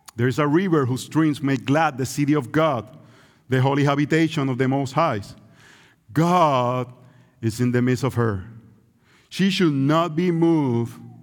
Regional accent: Puerto Rico; English is a second language; It's Puerto Rico, that's where we grew up

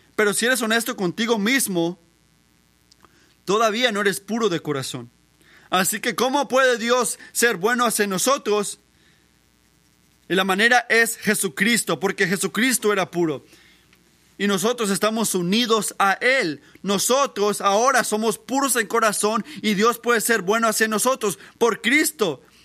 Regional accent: Puerto Rico; moved away; yo crecí en Puerto Rico

